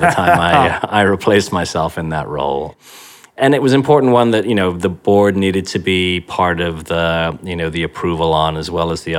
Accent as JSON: {"language": "English", "region": "Yorkshire and the Humber", "country": "United Kingdom", "tie": "born or raised there", "said": "I was brought up in Yorkshire in the northeast of England"}